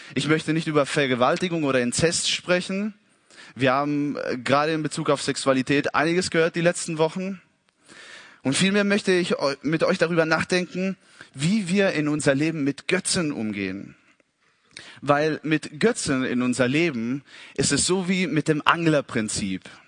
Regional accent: Italy; als Italiener

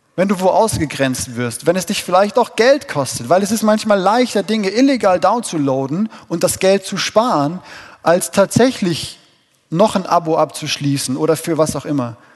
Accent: Dillkreis, Hesse, Germany; hier in dem wundervollen Dillkreis, wo ich geboren bin und herkomme

